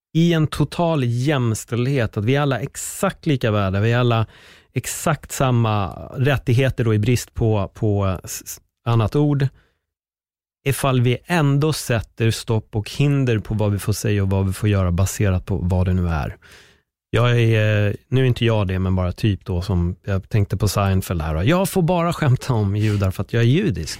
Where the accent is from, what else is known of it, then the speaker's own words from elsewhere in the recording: Stockholm County, Sweden; där jag är uppväxt på Örnbacken